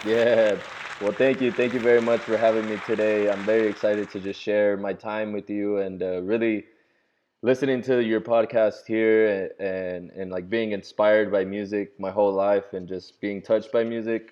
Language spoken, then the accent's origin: English; Oklahoma City, Oklahoma, United States; also born or lived in Mexico City, Mexico; I was born in Mexico City raised in Oklahoma City. I've been here since I was one, and so OKC is home